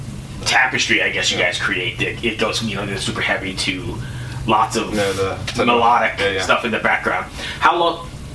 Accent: United States; I'm American

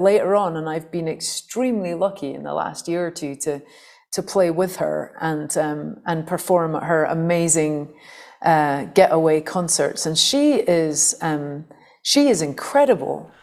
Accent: St Andrews, Scotland, United Kingdom; I'd come out of a very kind of anarchic punk folk scene in Fife, where I grew up in Scotland

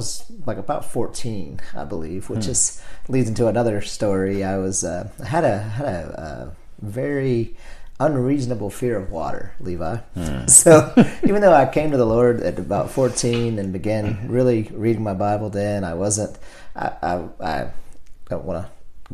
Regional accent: El Dorado, Arkansas, United States; I was born in El Dorado, Arkansas

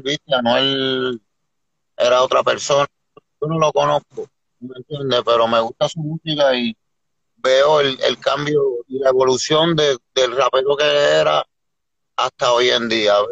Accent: Puerto Rico; moved away; also born or lived in New Jersey; yo vengo de la isla

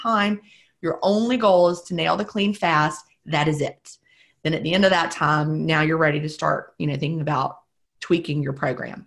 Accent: the South, United States; being a Southerner

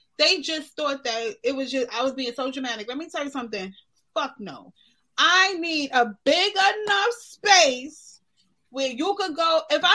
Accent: New York City, New York, United States; But I was born in Kings County.

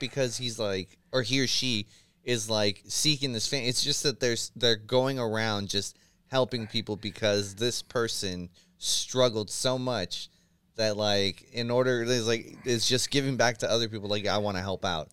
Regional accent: San Francisco, California, United States; born and raised in San Francisco

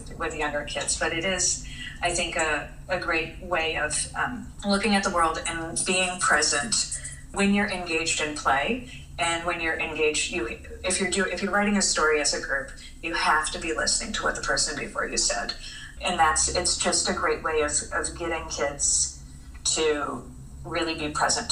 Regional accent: Chicago, Illinois, United States; I'm a Chicagoan

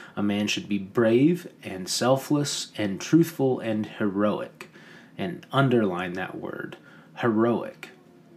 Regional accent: United States; we as Americans

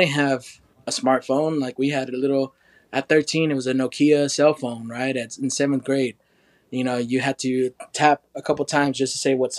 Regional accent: Oklahoma, United States

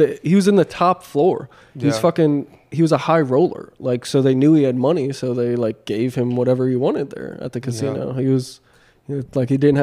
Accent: United States; as an American

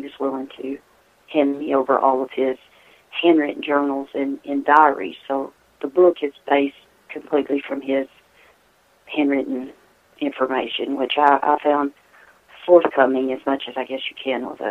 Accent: Tennessee, United States; or lived from my hometown where I'm at here in Tennessee.

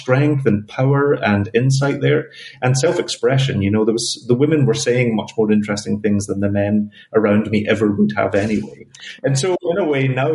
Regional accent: Glasgow, Scotland, United Kingdom; now in New York, United States; Glasgow is my spiritual heart

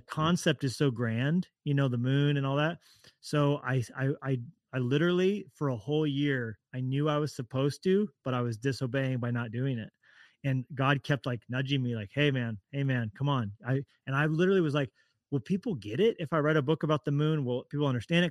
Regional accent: Colorado, United States; also born or lived in Orange County, California; now in Montana, United States; I'm from Colorado originally

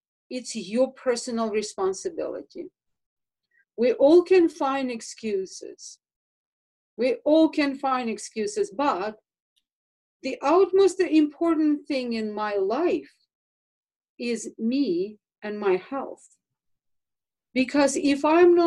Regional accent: Russia; moved away; I grew up in Russia

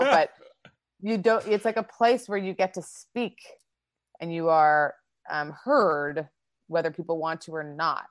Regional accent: Winnipeg, Manitoba, Canada; moved away as an adult; also born or lived in Toronto / South Korea; now in Los Angeles, United States; I grew up in Winnipeg in Canada and started my comedy career there

